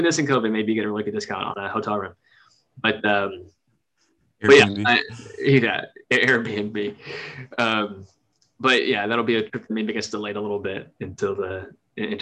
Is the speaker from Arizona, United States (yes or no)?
yes; Tucson, Arizona, United States; when you and I both grew up in Tucson